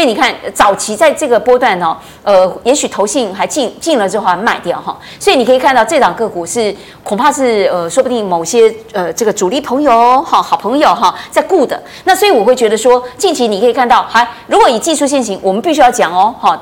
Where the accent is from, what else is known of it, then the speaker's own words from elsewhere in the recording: Taiwan; 我们台湾这边